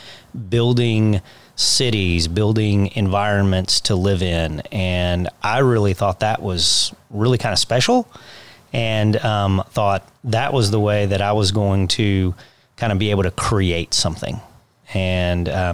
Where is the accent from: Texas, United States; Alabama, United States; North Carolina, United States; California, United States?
Texas, United States; Kingwood; I worked for the developer that developed my hometown